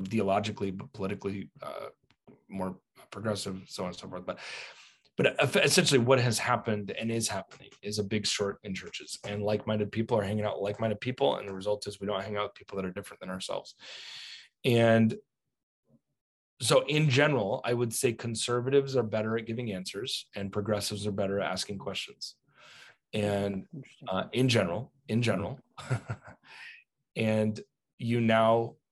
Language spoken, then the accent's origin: English; United States; As an American